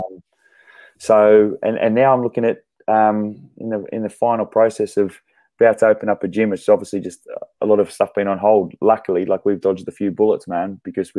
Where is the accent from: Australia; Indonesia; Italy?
Australia; Sydney, New South Wales; moved away as an adult; also born or lived in Brisbane; I grew up in Sydney